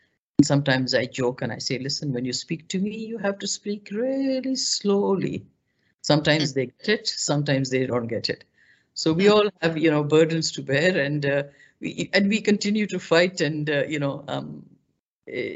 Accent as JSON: {"language": "English", "country": "Pakistan", "moved": "as an adult", "lives_now": "Canada", "said": "where are you from? And I said, from Pakistan"}